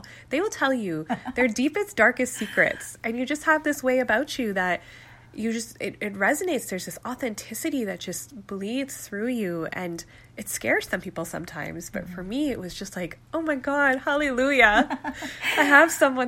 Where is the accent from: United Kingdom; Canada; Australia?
Canada; Calgary, Alberta; I was born and raised in Calgary to Pakistani Muslim parents